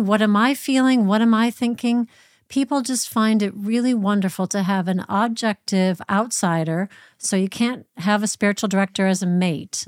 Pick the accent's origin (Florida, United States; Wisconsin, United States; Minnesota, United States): Minnesota, United States; moved away as an adult; also born or lived in Washington, D.C.; now in United Kingdom; I moved from Minnesota in the Midwest to Washington, D C